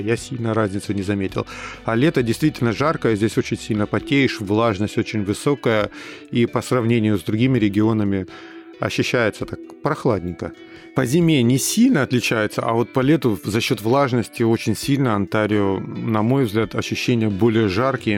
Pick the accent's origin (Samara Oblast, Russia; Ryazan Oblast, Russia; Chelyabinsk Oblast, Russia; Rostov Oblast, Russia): Rostov Oblast, Russia; Rostov-on-Don; moved away as an adult; also born or lived in Saint Petersburg, Russia; now in Toronto, Canada; к Ростову, к моему, где я р-, родился и вырос